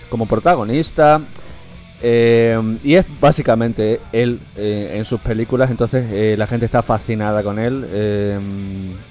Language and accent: Spanish; Guareña, Extremadura, Spain; born or raised there